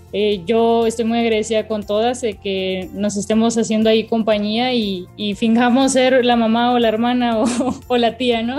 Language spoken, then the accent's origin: Spanish; Los Cabos, Baja California Sur, Mexico; now in Mexico City, Mexico; Mis papás se, se quedaron en, en, Los Cabos, de donde soy